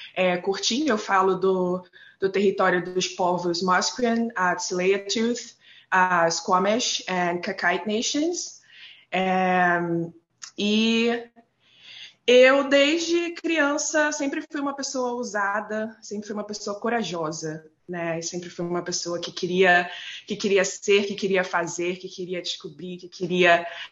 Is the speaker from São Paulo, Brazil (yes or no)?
no; Nova Iguaçu, Rio de Janeiro, Brazil; moved away as an adult; now in Vancouver, Canada; eu sou cria da Baixada Fluminense, né? Nascida e criada em Nova Iguaçu